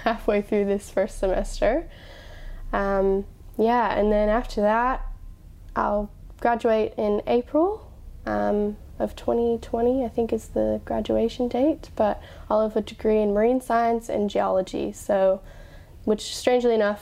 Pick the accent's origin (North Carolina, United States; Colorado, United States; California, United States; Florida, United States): Colorado, United States; moved away as an adult; now in Sydney, Australia; I grew up in Colorado